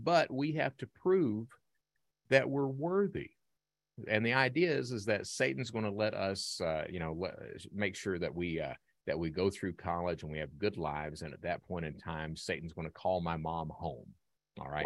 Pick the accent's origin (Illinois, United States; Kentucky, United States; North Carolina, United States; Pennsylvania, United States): Kentucky, United States; Hazard; I'm from Eastern Kentucky, Hazard, Kentucky